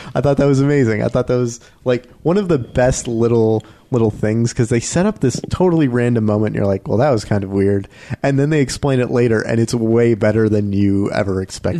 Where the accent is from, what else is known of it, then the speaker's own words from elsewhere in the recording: Canada; We're so Canadian.